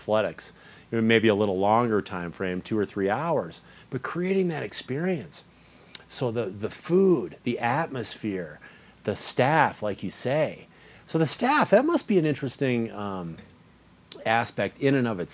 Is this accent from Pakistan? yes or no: no; Wisconsin, United States; moved away; I grew up in Wisconsin.